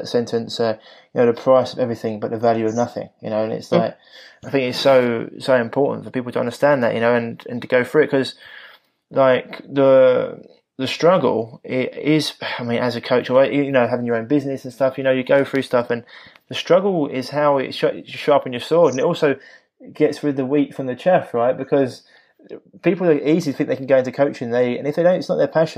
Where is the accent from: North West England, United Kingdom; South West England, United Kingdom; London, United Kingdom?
London, United Kingdom; being a Londoner, I do speak quick, and I can drop certain letters out